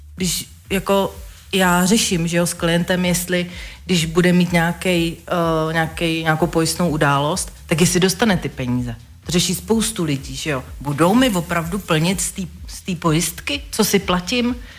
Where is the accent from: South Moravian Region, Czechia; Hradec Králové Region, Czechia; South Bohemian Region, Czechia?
South Bohemian Region, Czechia; Velešín; já jsem z Velešína